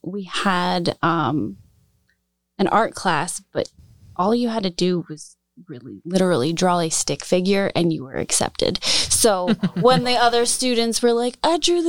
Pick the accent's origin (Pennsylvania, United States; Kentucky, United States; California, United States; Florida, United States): Pennsylvania, United States; Allentown; I was born and raised in Allentown. I grew up near Muhlenberg College over by Sibbs Deli